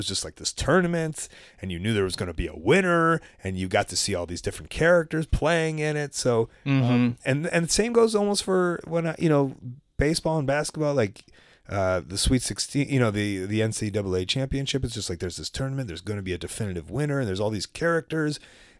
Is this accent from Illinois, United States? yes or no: yes; Deerfield, Illinois, United States; And we grew up in the Jewish white suburbs of Deerfield.